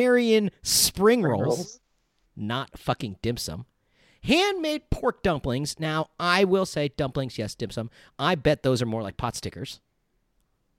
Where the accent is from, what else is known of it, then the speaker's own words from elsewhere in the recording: Glendale, California, United States; Applebee's is actually located in my hometown and where I am now, Glendale, California